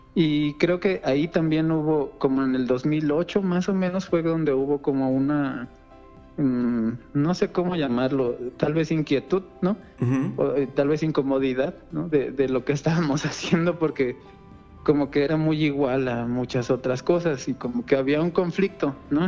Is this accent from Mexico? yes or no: yes; Mexico City, Mexico; aquí en Azcapotzalco, yo soy de Escapotzalco